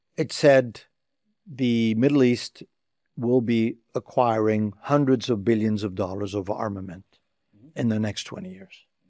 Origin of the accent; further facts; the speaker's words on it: Tunisia; I was blessed to be in a political family in my home country, Tunisia.